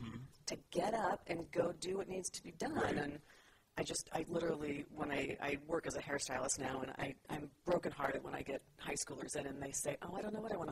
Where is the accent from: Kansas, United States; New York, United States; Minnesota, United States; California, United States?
California, United States; San Jose; I was born and raised in San Jose, California.